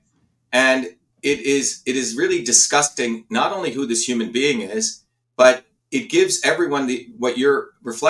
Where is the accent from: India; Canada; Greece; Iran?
India; now in United States; I grew up in India where we were the lowest of the lowest caste